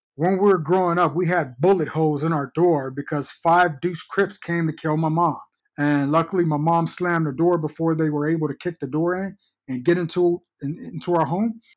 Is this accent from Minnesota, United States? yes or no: no; Fort Worth, Texas, United States; born or raised there; also born or lived in Georgetown, Texas